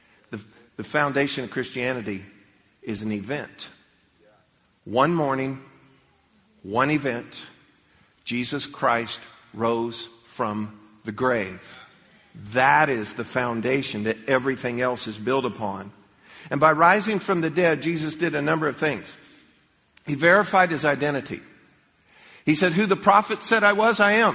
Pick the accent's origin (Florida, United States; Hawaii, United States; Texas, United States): Florida, United States; Leesburg; When I was a little kid growing up, I grew up in Leesburg